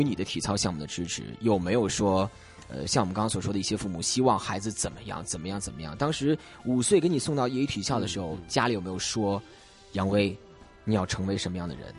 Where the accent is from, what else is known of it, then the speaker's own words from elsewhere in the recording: Beijing, China; now in Hong Kong; 我现在香港工作，因为我老家是北京